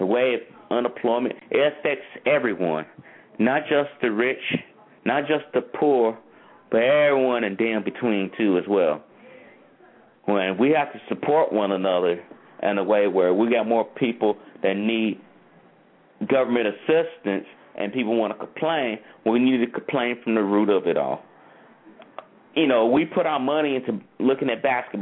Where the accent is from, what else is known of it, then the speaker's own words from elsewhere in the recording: North Carolina, United States; where I'm from North Carolina